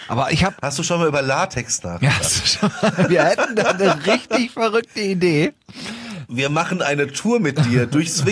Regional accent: Westerwald, Germany; ich musste mittendrin mal umziehen in ein anderes Dorf und äh, obwohl das nur acht Kilometer von meinem Heimatdorf damals war, war das schon so, ich bin, ich bin Außerirdischer

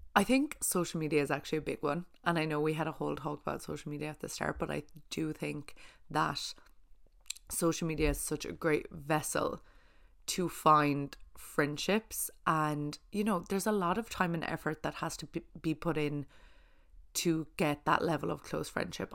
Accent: Ireland; being Irish

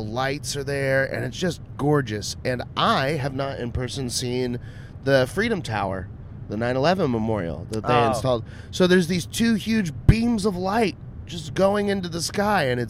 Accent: Austin, Texas, United States; I'm just from Austin.

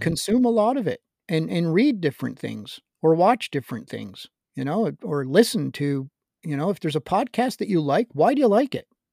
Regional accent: Montreal, Quebec, Canada; as a kid growing up in Montreal

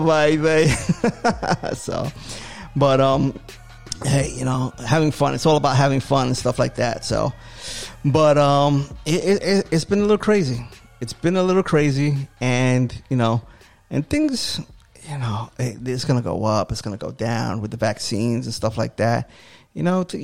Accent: New York City, New York, United States; moved away as an adult; now in Florida, United States; I'm always a New Yorker. You know, born and raised.

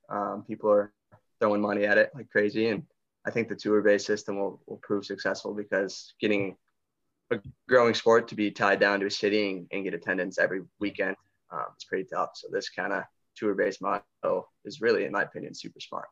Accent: Greece, New York, United States; I grew up since birth in Greece, born and raised

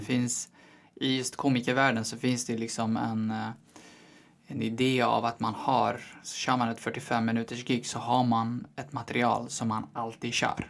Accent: Eskilstuna, Södermanland, Sweden; moved away as an adult; also born or lived in Hallstahammar; now in Stockholm, Sweden; jag är född och vuxen i Eskilstuna

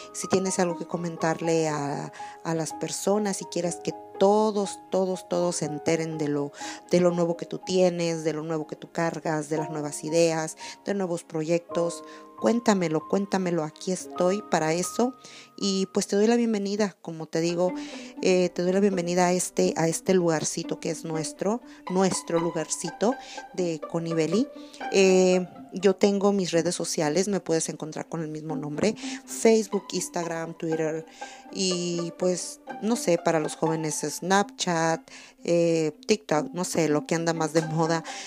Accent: Acaponeta, Nayarit, Mexico; now in California, United States; Yo soy de la ciudad de la ciudad de Acaponeta, Nayarit soy de Nayarit, soy de México.

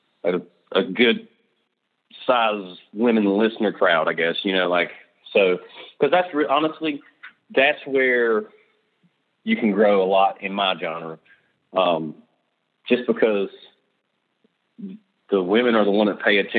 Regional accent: just below Charlotte, South Carolina, United States; I'm from the Charlotte, North Carolina area, actually from South Carolina, but I say Charlotte because it's easier for people that don't know where I'm from. It's just right below Charlotte

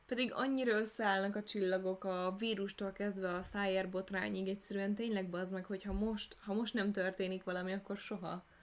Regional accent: Hungary; Magyarországra születtünk

